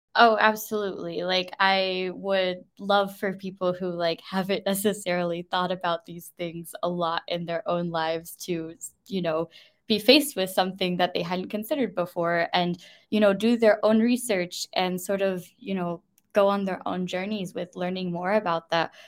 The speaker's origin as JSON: {"language": "English", "country": "United States", "moved": "as an adult", "lives_now": "United Kingdom", "said": "me, as the American citizen"}